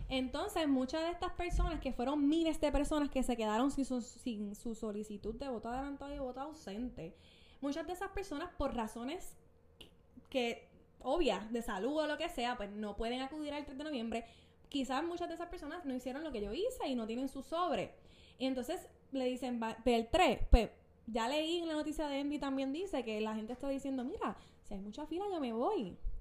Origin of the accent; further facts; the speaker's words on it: Ponce, Puerto Rico; Yo soy de Ponce